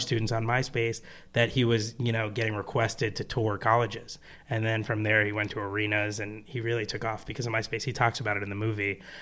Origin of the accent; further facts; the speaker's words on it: New Jersey, United States; I'm from New Jersey